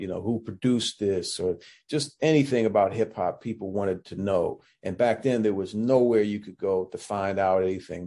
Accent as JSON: {"language": "English", "town": "Washington", "region": "District of Columbia", "country": "United States", "tie": "born or raised there", "also_born_or_lived": "Massachusetts", "moved": "as an adult", "said": "me growing up in Washington D.C. That's where I was born and raised"}